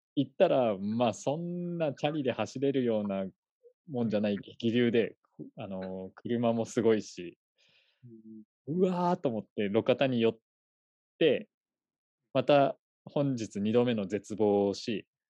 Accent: Fukushima, Japan; moved away; also born or lived in Tokyo; 福島は、えー、と一応僕がですね、生まれたところが、まあ、この辺りだったっていうところですね。なんで、まあ、U、ともともと東京にもいたので、まあ、U ターンって形

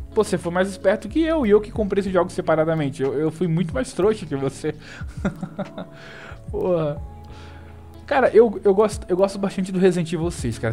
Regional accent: Natal, Rio Grande do Norte, Brazil; Eu também sou do Nordeste, eu sou de Natal

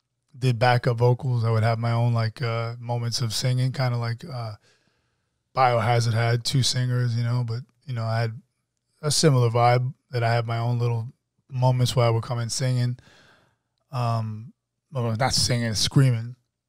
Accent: Jamaica, New York, United States; now in Atlanta, United States; I grew up in Jamaica.

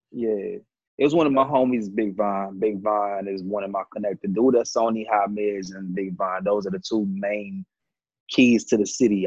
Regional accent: Detroit, Michigan, United States; now in Atlanta, United States; I'm from the Motor City.

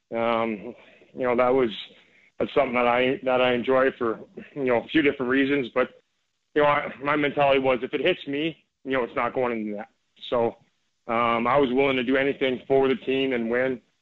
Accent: Canada; growing up in Canada until I, I turned pro when I was uh, 19 years old.

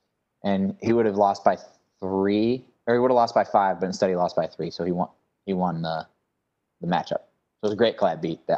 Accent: Cleveland, Ohio, United States; they're always big because I'm from Cleveland

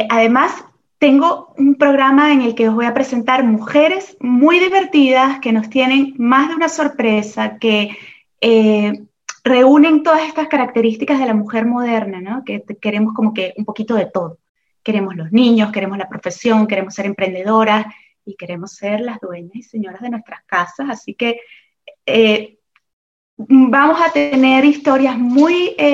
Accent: Venezuela; moved away as an adult; now in Oviedo, Spain; Yo llegué, eh, bueno, yo soy venezolana, como bien has dicho en la presentación, y llegué aquí hace 20 años a España, casada con un español, con, eh

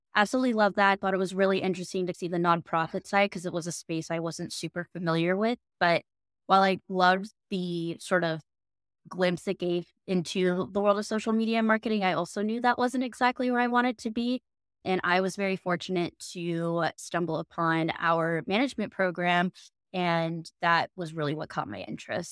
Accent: United States; moved away as an adult; also born or lived in Florida, United States / Los Angeles, California, United States; now in New York City, United States; We grew up in Florida and Los Angeles

